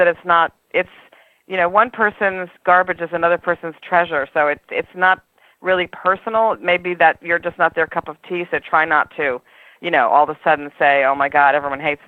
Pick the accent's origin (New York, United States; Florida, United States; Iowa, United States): New York, United States; New York City; I'm a New Yorker